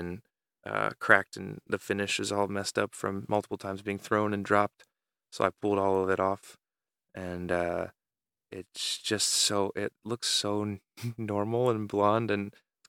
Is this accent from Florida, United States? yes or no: yes; Florida, United States; I grew up in Florida with depression.